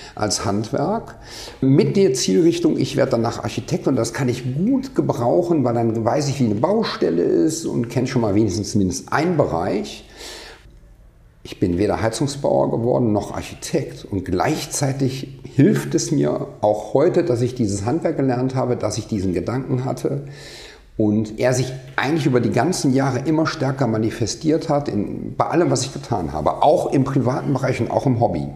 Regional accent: Rhineland, Germany; ich komme aus dem Rheinland

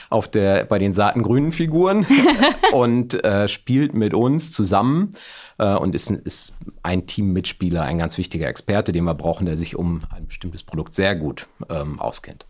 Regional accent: Bielefeld, North Rhine-Westphalia, Germany; also born or lived in Aachen; komme gebürtig aus der Region, aus Bielefeld, bin also Ostwestfale, regional nicht besonders weit gekommen.

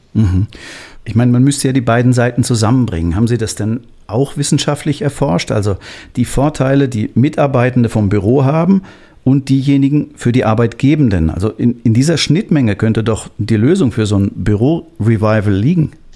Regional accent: Hamburg, Germany; ich bin auch gebürtiger Hamburger

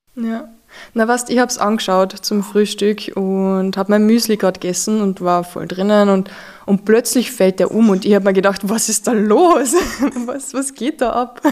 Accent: Austria; als Österreicher

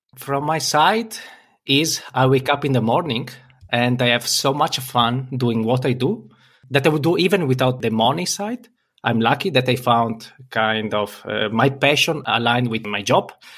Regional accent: Italy; I'm from Italy

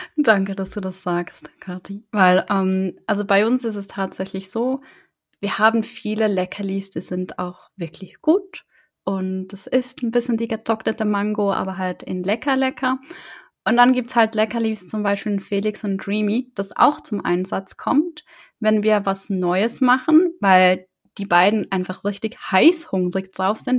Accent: the South, Southern Germany, Germany; ich komme auch aus dem Süden

